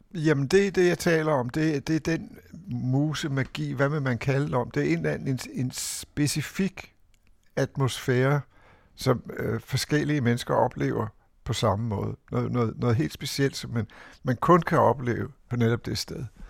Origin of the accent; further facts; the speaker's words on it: Copenhagen, Capital Region of Denmark, Denmark; København husker jeg som noget mørkt og modbydeligt og, og larmende